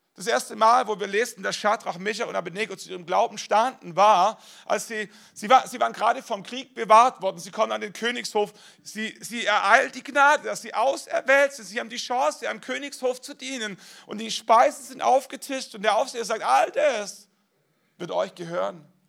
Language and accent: German; Germany; wir als Deutsche